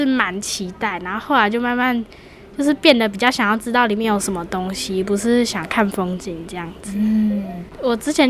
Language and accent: Chinese; Toucheng, Yilan County, Taiwan; 就头城人啊。